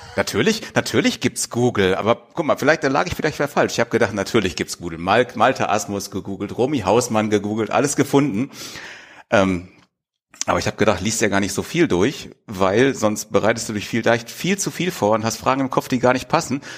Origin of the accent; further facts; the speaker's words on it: Wanne-Eickel, North Rhine-Westphalia, Germany; moved away as an adult; now in Pellworm, Germany; Gebürtig bin ich aus Wanne-Eickel mitten im Ruhrpott